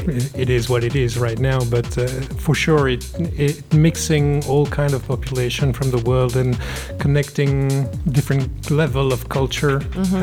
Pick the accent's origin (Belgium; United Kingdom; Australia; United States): Belgium; Brussels, Brussels-Capital Region; Brussels, my town, my hometown.